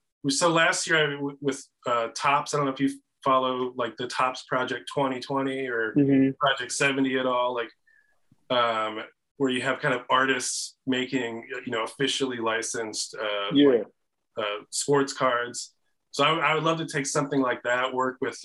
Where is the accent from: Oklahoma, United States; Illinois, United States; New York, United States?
Illinois, United States; Chicago; moved away as an adult; also born or lived in Oakland, California; I'm from Chicago originally, but I moved out there for a job